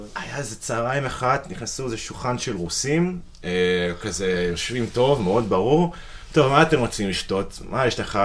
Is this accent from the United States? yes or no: yes; United States; moved away as an adult; now in Israel; אני אמריקאי במקור, אוקיי. אני גר בארץ איזה תשע שנים